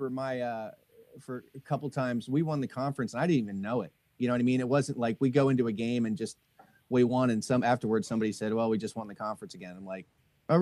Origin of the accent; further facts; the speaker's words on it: Trenton, New Jersey, United States; I grew up in Trenton, New Jersey